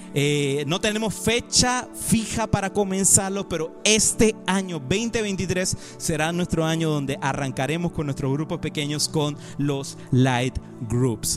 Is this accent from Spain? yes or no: no; Panama; Yo soy panameño y también soy español.